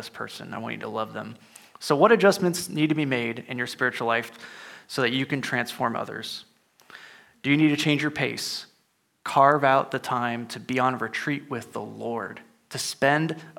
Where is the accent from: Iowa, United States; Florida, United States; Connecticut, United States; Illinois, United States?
Illinois, United States; moved away; I'm originally from Illinois, so, you know, cornfields too